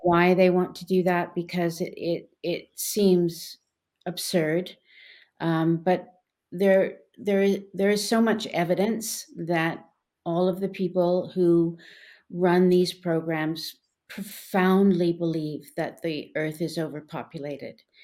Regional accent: Canada; when I was growing up in Canada

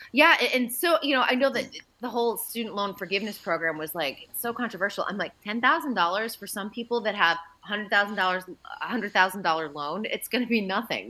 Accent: Andover, Massachusetts, United States; we're both from Andover, Mass

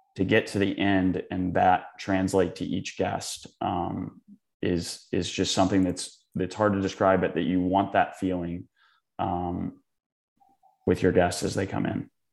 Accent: Charleston, South Carolina, United States; also born or lived in West Virginia; now in New York, United States; I'm from Charleston, born in West Virginia in Mid-Atlantic, um, but live in New York

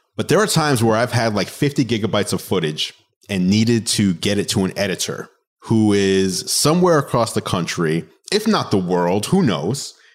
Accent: New York City, New York, United States; I am a New Yorker, so I grew up

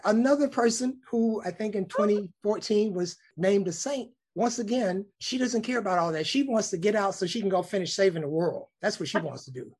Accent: Birmingham, Alabama, United States; moved away as an adult; I started a local TV station in my hometown of Birmingham, Alabama, for five years

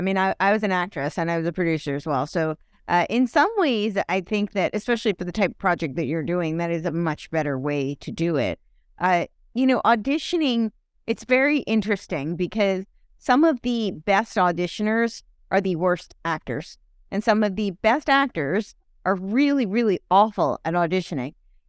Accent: Englewood Cliffs, New Jersey, United States; Oh, I grew up in Englewood Cliffs.

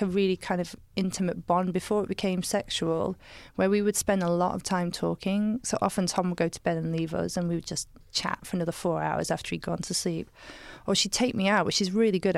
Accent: Somerset, South West England, United Kingdom; I grew up in Somerset

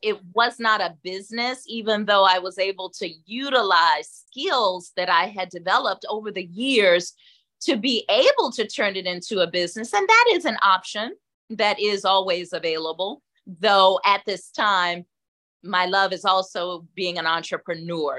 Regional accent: Atlanta, Georgia, United States; I'm from Atlanta, born and raised

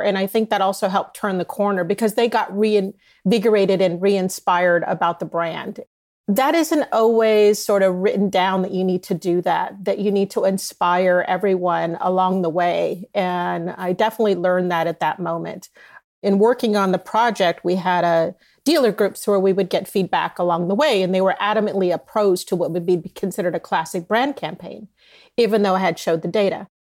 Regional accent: Southern California, United States; moved away as an adult; also born or lived in New York / Dallas / Boston / Michigan; I grew up here in Southern California

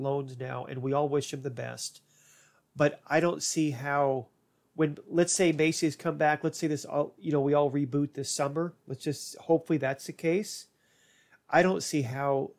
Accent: Ireland; as an Irish person

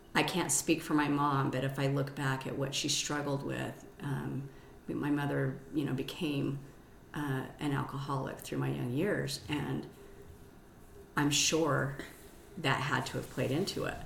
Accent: Salt Lake City, Utah, United States; I'm born and raised here, Salt Lake City, um, 50 years. I okay. grew up in um, Madna, West Valley, Kearns.

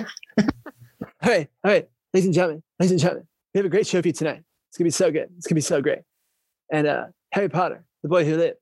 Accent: Canada; being a Canadian TikToker

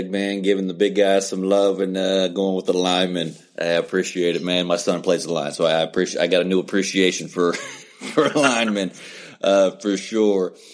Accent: West Virginia, United States; now in Ohio, United States; I live in Ohio, but I'm born and raised in West Virginia.

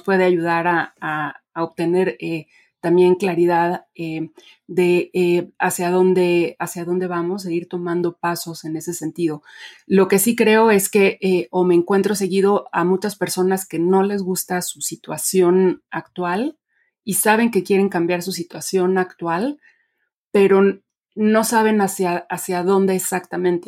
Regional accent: Mexico; also born or lived in Mexico City; yo nací y crecí en México

